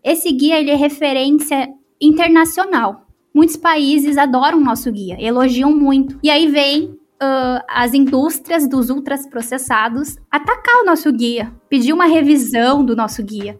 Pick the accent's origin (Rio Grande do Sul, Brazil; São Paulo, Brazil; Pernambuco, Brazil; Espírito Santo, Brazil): Rio Grande do Sul, Brazil; the South; accent: southern; Pelo sotaque vocês viram que eu sou aqui do Sul.